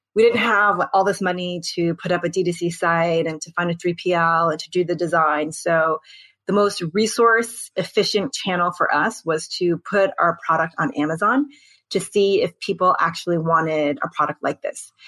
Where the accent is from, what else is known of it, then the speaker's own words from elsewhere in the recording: United States; I'm Korean American